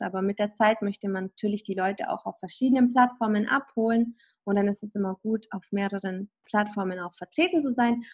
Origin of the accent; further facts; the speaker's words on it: Kaufbeuren, Bavaria, Germany; moved away as an adult; now in Los Angeles, United States; ich komme ja aus Kaufbeuren, aber der ursprüngliche Ort in Kaufbeuren gibt es mal ein kleines Dorf und da bin ich aufgewachsen, in Hirschzell mit 2100 Einwohnern